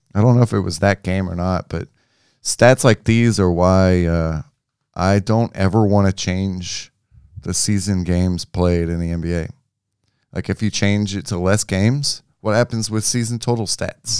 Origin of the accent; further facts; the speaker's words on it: Memphis, Tennessee, United States; I'm from Memphis